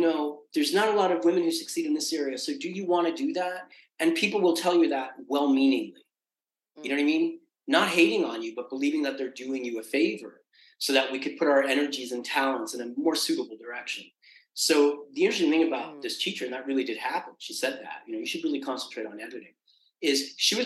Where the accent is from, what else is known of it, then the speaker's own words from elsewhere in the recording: New York City, New York, United States; I was born in Queens